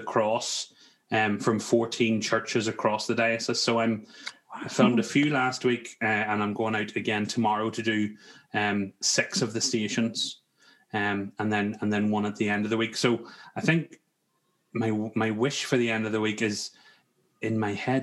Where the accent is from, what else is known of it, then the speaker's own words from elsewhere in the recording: Ireland; the cultural side of Ireland as well, you know, and we enjoy our pints of Guinness